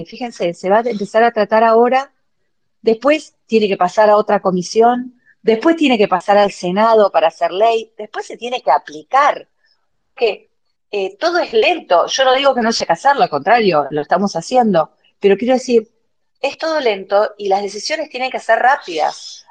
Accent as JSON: {"language": "Spanish", "town": "Rosario", "region": "Santa Fe", "country": "Argentina", "said": "los de Rosario también somos argentinos"}